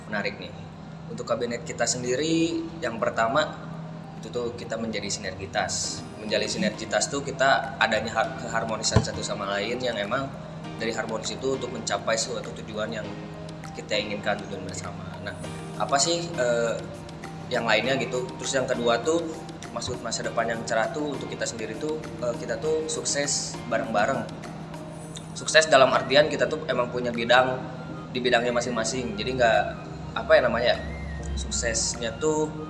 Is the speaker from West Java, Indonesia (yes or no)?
yes; Bandung, West Java, Indonesia; Aku asalnya dari Bandung